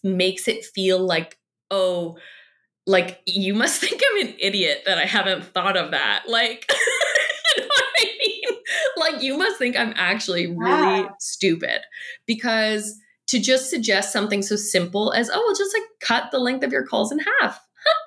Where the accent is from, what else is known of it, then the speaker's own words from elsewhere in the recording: Canada; I'm Canadian.